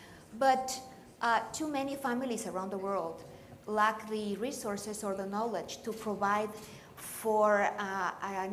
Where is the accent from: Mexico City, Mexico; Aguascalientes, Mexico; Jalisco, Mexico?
Aguascalientes, Mexico; I could not find a school in my hometown in Mexico, Aguascalientes, in the belly button of Mexico